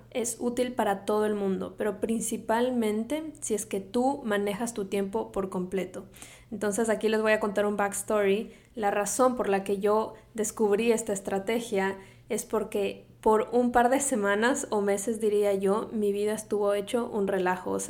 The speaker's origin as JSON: {"language": "Spanish", "town": "Quito", "region": "Pichincha", "country": "Ecuador", "tie": "born or raised there", "moved": "as an adult", "lives_now": "Miami, United States", "said": "Soy ecuatoriana de Quito, a diferencia de lo que piensa todo el mundo, porque piensan que soy mexicana, pero no, soy ecuatoriana. Mi acento a veces eh, puede confundirlos. Pero bueno, soy ecuatoriana, crecí allá, me vine a Miami a estudiar"}